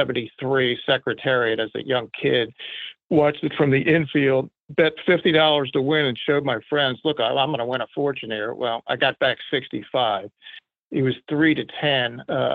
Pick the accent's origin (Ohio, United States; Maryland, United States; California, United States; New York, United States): Maryland, United States; Baltimore; I grew up in Baltimore